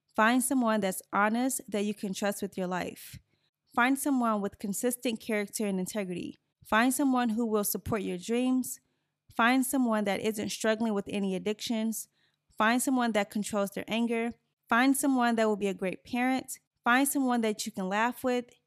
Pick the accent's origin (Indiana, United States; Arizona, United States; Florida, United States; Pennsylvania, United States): Indiana, United States; Gary; moved away; I grew up in Gary, Indiana